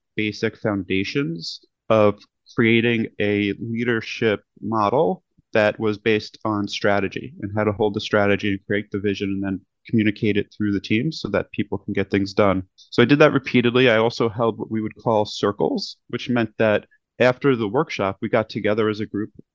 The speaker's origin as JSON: {"language": "English", "town": "New York City", "region": "New York", "country": "United States", "tie": "born or raised there", "also_born_or_lived": "Manhattan, New York / California", "moved": "as an adult", "lives_now": "Los Angeles, United States", "said": "I grew up in Brooklyn looking at Manhattan"}